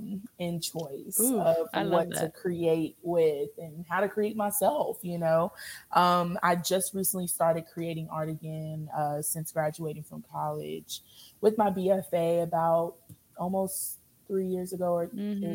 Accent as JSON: {"language": "English", "town": "Louisville", "region": "Kentucky", "country": "United States", "tie": "born or raised there", "said": "born and raised in Louisville, Kentucky. Shout out Louisville"}